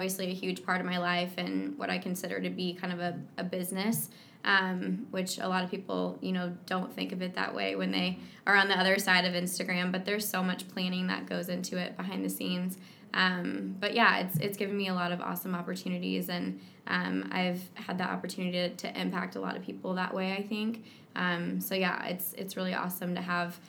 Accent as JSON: {"language": "English", "town": "Kansas City", "country": "United States", "tie": "born or raised there", "said": "I was born and raised in Kansas City"}